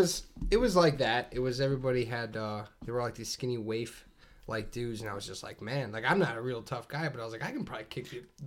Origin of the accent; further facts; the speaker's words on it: Northwest Indiana, United States; I'm from Northwest Indiana